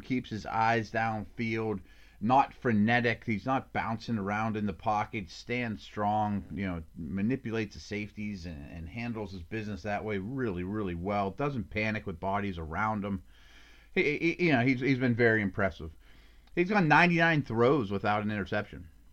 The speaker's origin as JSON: {"language": "English", "town": "Pittsburgh", "region": "Pennsylvania", "country": "United States", "tie": "born or raised there", "said": "my hometown team"}